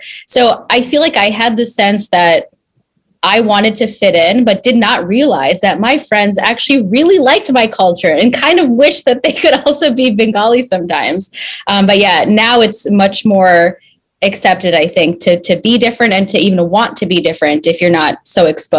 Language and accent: English; Minnesota, United States; moved away as an adult; growing up in Minnesota and being really the only brown person in my school